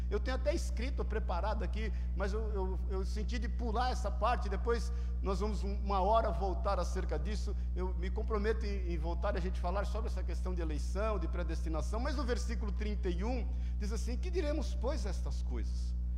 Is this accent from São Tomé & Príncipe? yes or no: no; Paulista, São Paulo, Brazil; como bom paulista